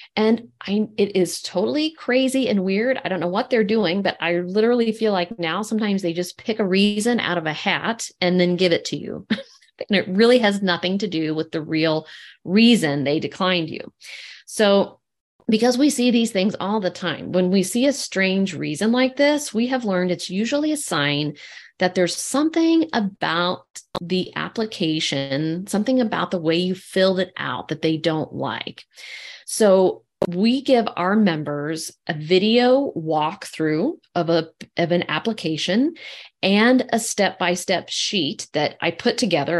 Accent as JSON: {"language": "English", "region": "Kentucky", "country": "United States", "tie": "born or raised there", "said": "I grew up in Kentucky"}